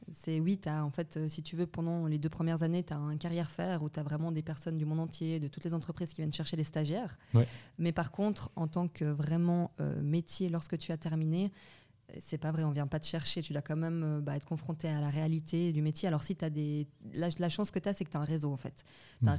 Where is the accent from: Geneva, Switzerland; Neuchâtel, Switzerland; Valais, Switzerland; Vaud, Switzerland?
Vaud, Switzerland; also born or lived in Belgium / Wiesbaden, Germany; je suis originaire de Belgique euh, où j'ai grandi là-bas jusqu'à l'âge de 6 ans. Et puis après, je suis venue ici avec euh, mes parents et puis ma petite sœur. J'ai fait euh, mes études donc dans le canton de Vaud